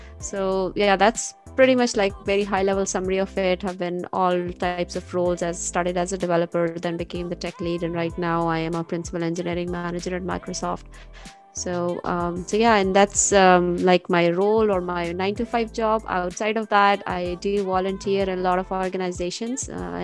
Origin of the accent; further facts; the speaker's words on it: Pakistan; moved away as an adult; now in United States; I am originally from Pakistan. I moved here to US 11 years ago.